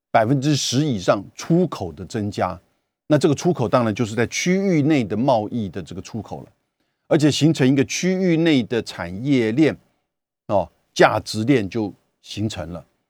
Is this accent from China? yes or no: no; Taiwan; 我们台湾这边